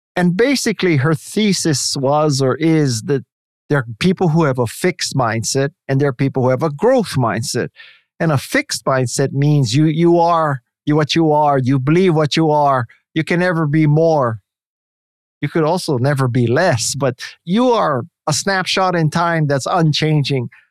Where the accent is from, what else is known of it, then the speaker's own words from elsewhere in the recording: Hawaii, United States; moved away; because I'm from Hawaii